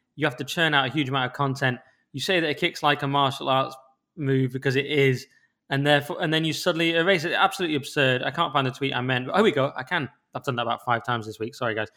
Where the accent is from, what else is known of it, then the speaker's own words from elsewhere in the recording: England, United Kingdom; as an English person